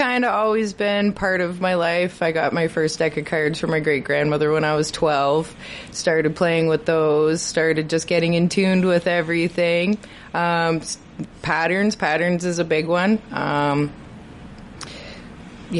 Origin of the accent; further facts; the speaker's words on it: Montreal, Quebec, Canada; moved away; also born or lived in Hazleton; I was born in Hazleton, from Montreal, been here for about 12, 13 years now.